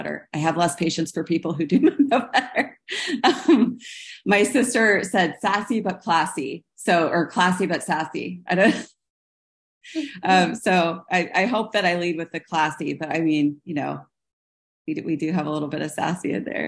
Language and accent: English; Kansas City, United States; I'm from Kansas City